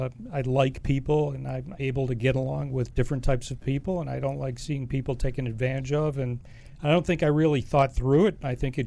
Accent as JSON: {"language": "English", "region": "Massachusetts", "country": "United States", "said": "I'm originally from Massachusetts."}